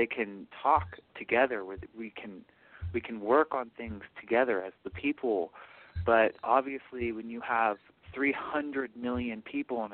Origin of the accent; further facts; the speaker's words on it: Portland, Oregon, United States; moved away; I am from Portland, Oregon